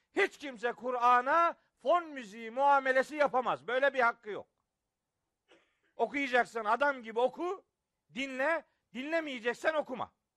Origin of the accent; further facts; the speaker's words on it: Trabzon, Turkey; also born or lived in Samsun; Trabzonluyum ben.